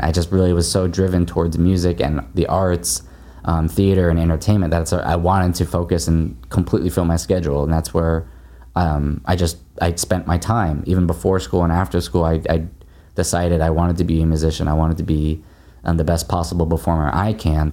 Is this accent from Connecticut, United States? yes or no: no; Happy Valley, Oregon, United States; moved away as an adult; also born or lived in San Francisco; I grew up in Happy Valley